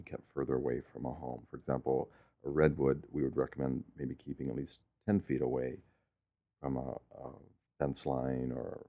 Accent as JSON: {"language": "English", "town": "Stockton", "region": "California", "country": "United States", "tie": "born or raised there", "also_born_or_lived": "San Francisco", "said": "I was born in Stockton in 1955"}